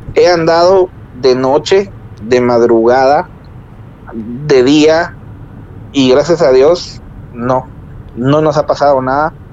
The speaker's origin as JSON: {"language": "Spanish", "town": "Agua Blanca", "region": "Jutiapa", "country": "Guatemala", "said": "nosotros somos de Agua Blanca, o sea, somos cercanos"}